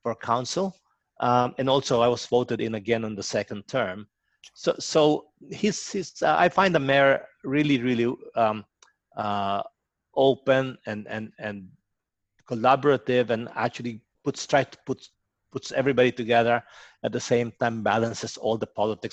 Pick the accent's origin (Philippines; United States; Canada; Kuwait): Philippines; now in Cherrybrook, Australia; I eat a lot of Filipino food because I'm from the Philippines originally.